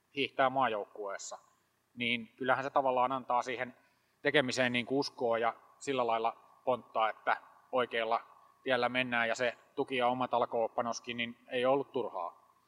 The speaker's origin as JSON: {"language": "Finnish", "town": "Hollola", "region": "Päijät-Häme", "country": "Finland", "said": "meillä Hollolassa"}